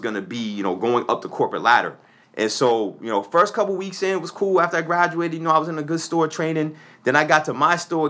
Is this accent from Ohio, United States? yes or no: no; Boston, Massachusetts, United States; I'm born and raised in Dorchester